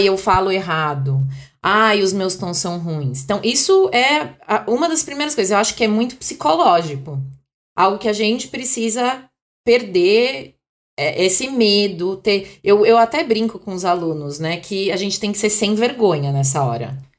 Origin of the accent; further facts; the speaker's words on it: Brazil; also born or lived in Ipiranga, São Paulo; pra nós brasileiros